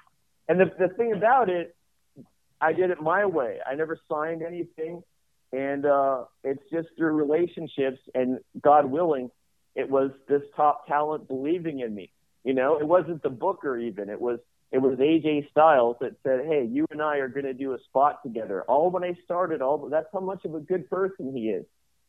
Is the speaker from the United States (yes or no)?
no; Canada; Myself being from Canadian, and then being just a Canadian company that acquired